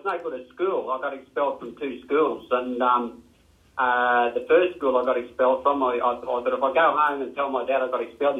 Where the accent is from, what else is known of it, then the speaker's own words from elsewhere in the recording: Melbourne, Victoria, Australia; also born or lived in New South Wales; We moved from New South Wales. When I was 7 years old, we moved to Ascot Vale, and we're living in Rosebery Street. Rosebery Street, Ascot Vale, Union Road.